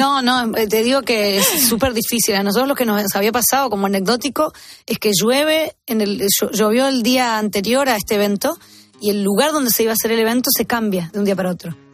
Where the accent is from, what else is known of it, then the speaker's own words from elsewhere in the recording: Arequito, Santa Fe, Argentina; Arequito es mi pueblo